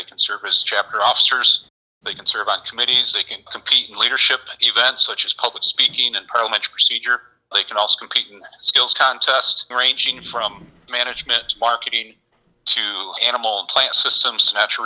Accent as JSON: {"language": "English", "town": "Monterey Center", "region": "Michigan", "country": "United States", "tie": "born or raised there", "said": "I grew up in Allegan County in a little borough, if you will, called Monterey Center"}